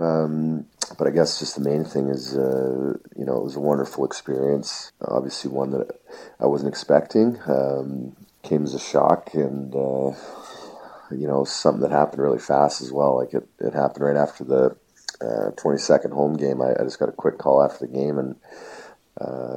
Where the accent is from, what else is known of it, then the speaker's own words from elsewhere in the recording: Canada; being a Canadian hockey player, getting that opportunity to put the Maple Leaf jersey on